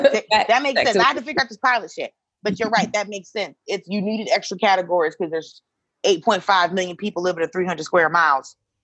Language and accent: English; the South, United States; growing up in the South, everybody lives in apartments or live in a house, maybe a condo